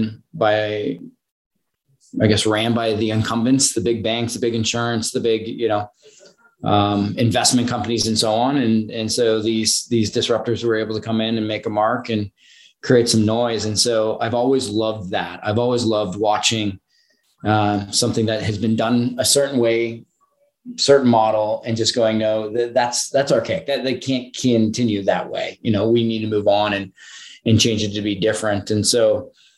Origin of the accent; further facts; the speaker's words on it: Southern Ontario, Canada; moved away as an adult; also born or lived in Toronto; now in Austin, United States; when you're born and raised in Southern Ontario, you live in Southern Ontario